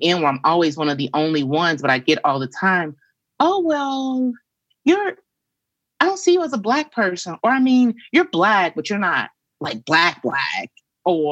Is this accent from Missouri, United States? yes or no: yes; St. Louis, Missouri, United States; moved away as an adult; I am a Midwesterner, born and raised in St. Louis, Missouri